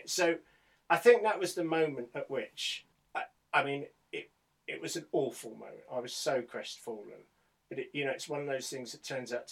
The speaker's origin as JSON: {"language": "English", "area": "Medway towns", "region": "South East England", "country": "United Kingdom", "said": "I come from the Medway towns."}